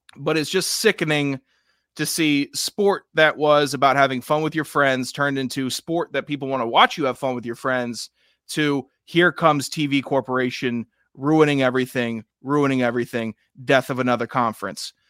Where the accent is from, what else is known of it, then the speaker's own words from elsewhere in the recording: Mid-Atlantic, United States; I'm from the Mid-Atlantic region. Uh, uh, we have no accent.